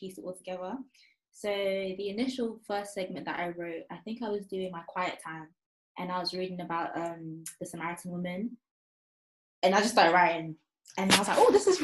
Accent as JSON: {"language": "English", "country": "Ghana", "moved": "yes", "lives_now": "Essex, United Kingdom", "said": "I'm from Ghana. I live in Essex right now"}